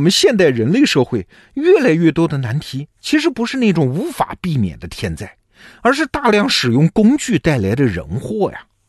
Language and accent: Chinese; China